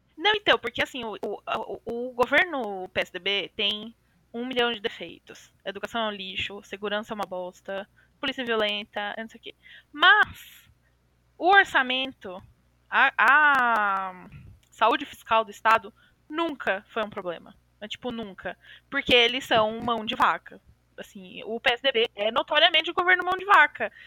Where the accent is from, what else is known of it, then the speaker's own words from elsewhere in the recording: São Paulo, Brazil; nasci, cresci, vivi a vida inteira em São Paulo, cidade de São Paulo